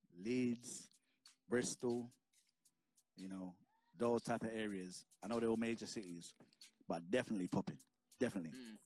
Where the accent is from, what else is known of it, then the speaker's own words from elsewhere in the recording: Jamaica; And keep in mind, I'm a hip-hop DJ. I'm a Jamaican.